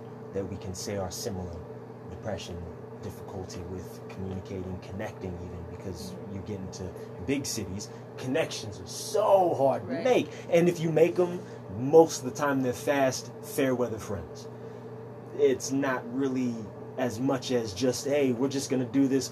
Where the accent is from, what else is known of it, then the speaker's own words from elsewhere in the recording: Sioux Falls, South Dakota, United States; I'm born and raised here.